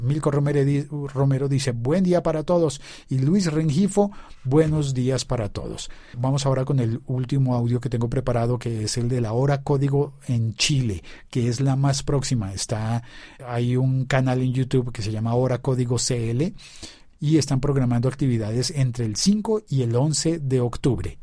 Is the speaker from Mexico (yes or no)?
no; Colombia; en mi país, en Colombia